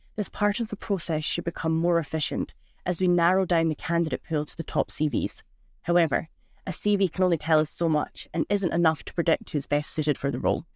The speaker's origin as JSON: {"language": "English", "region": "Scotland", "country": "United Kingdom", "moved": "as an adult", "lives_now": "Switzerland", "said": "I'm originally from Scotland, so from the Monroe, North Scotland"}